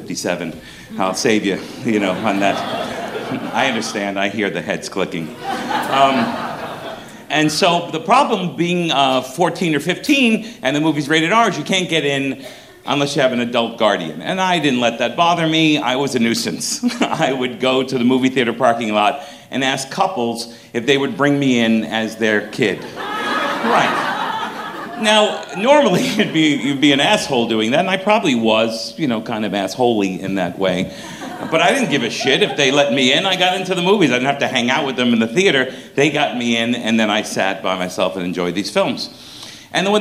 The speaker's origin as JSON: {"language": "English", "town": "New York City", "region": "New York", "country": "United States", "tie": "born or raised there", "said": "I'm from Brooklyn, New York"}